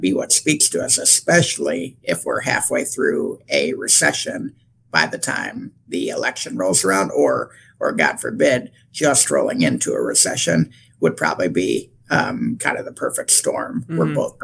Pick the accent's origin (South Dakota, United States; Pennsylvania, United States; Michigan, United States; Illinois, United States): Michigan, United States; I'm from Michigan